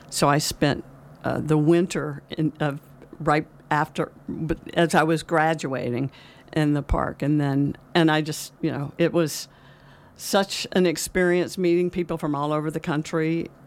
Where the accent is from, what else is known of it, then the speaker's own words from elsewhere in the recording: El Dorado, Arkansas, United States; moved away as an adult; also born or lived in Bangalore, India / Los Angeles, California; now in California, United States; I am actually originally from Arkansas. I grew up in El Dorado, Arkansas, the land of pine trees and oil wells. and I uh, came to California as an adult.